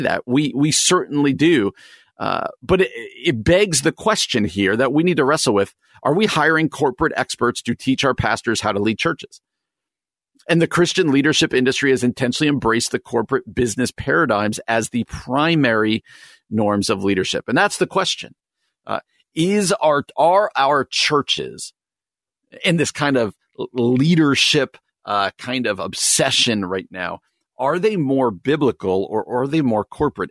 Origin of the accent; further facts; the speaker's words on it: New Jersey, United States; now in Chicago, United States; I grew up in New Jersey and now live in the Chicagoland